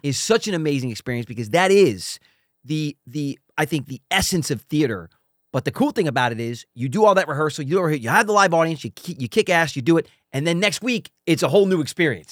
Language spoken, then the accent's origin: English; Philadelphia, Pennsylvania, United States; also born or lived in New York; we grew up in Philadelphia